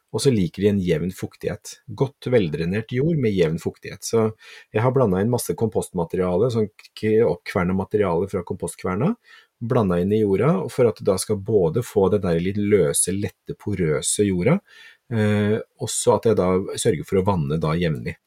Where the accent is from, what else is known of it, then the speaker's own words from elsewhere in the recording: Kragerø, Telemark, Norway; moved away; Jeg var hjemme i Kragerø en gang til påske